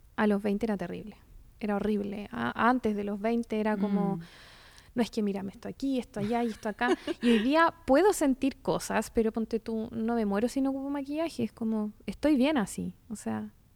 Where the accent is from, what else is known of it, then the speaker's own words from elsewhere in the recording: Chile; como chilenos